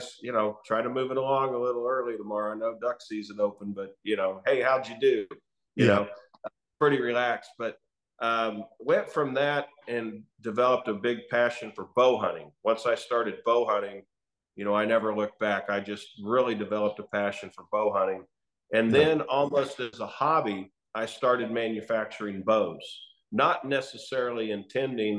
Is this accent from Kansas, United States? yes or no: yes; Chanute, Kansas, United States; I grew up in Southeast Kansas, little town called Chanute, Kansas.